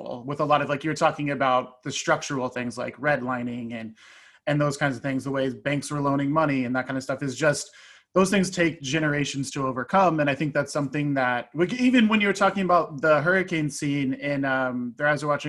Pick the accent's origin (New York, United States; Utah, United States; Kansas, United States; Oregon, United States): Kansas, United States; Lawrence; I grew up here in Lawrence